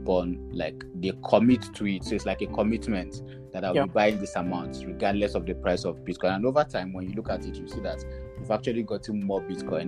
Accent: Jos, Plateau, Nigeria; moved away as an adult; also born or lived in Abuja / Ghana; I'm from Jos, that's Plateau State

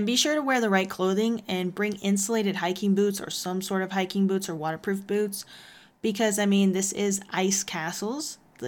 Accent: Texas, United States; now in Colorado, United States; I grew up in Texas

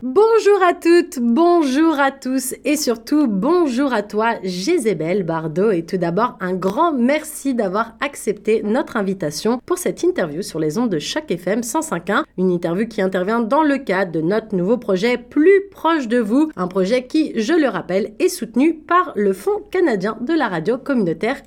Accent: France; Quand moi j'ai grandi en France

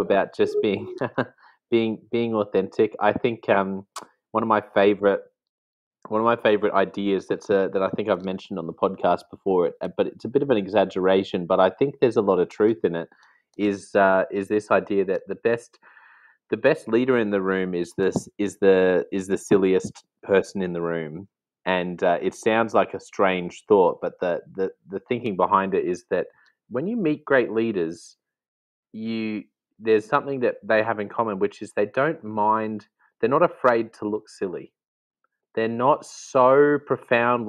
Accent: Australia; as an Australian

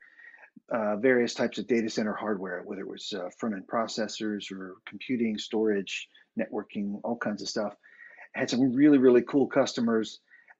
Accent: Boston, Massachusetts, United States; moved away as an adult; now in Dublin, Ireland; I am an American guy from Boston, Massachusetts, originally. I currently live in Dublin, Ireland, moved here in 2018

